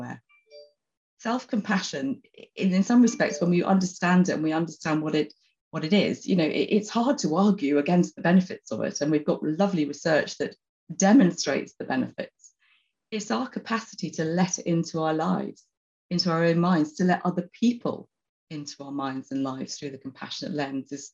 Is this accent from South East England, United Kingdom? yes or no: yes; Oxford, South East England, United Kingdom; I'm actually from Oxford. I'm sitting in Oxford at the moment